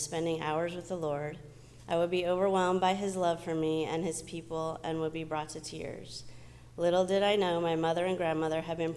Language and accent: English; Southern California, United States; I grew up in Southern California with my mom and sister